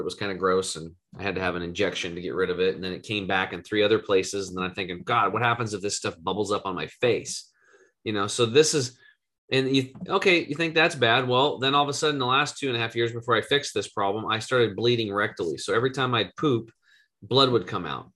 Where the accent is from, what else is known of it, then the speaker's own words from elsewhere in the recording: Eastern Oregon, United States; I grew up in Eastern Oregon, total redneck, hunting and fishing, grew up on a cattle and hay farm